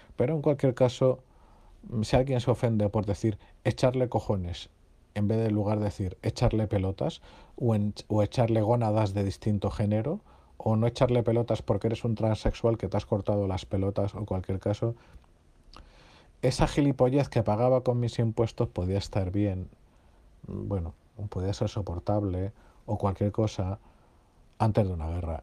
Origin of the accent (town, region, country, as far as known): Spain